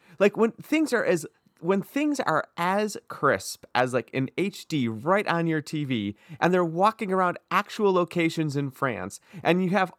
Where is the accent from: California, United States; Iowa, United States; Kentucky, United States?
California, United States; It's cold and gray. We're from California.